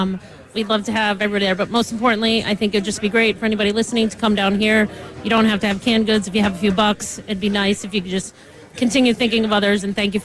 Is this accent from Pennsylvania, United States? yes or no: no; Springfield, Massachusetts, United States; now in Boston, United States; I grew up in Springfield. I grew up on Sumner Avenue.